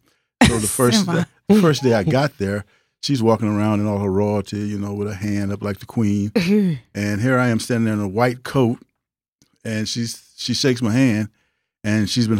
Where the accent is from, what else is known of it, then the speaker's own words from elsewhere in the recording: Houston, Texas, United States; from Houston, Texas. Fifth Ward's finest.